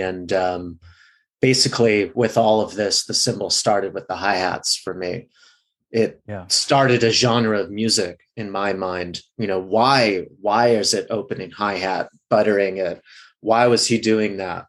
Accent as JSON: {"language": "English", "region": "Midwest", "country": "United States", "moved": "yes", "lives_now": "Los Angeles, United States", "said": "I'm from the Midwest in LA now."}